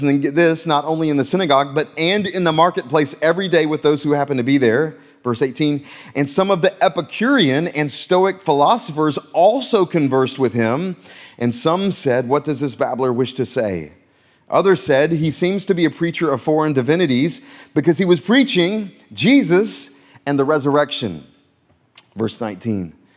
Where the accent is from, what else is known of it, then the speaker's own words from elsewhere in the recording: Florence, South Carolina, United States; also born or lived in Myrtle Beach, South Carolina; we moved to Myrtle Beach when I was in middle school, but actually before that, I grew up in Florence, South Carolina